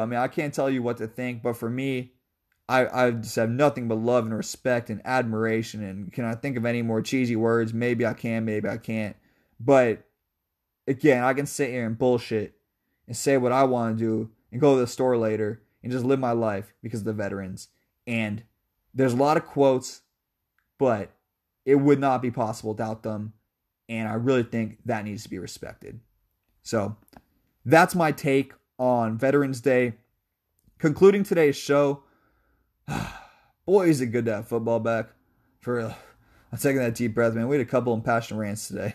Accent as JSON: {"language": "English", "town": "Seattle", "region": "Washington", "country": "United States", "said": "I'm from Seattle"}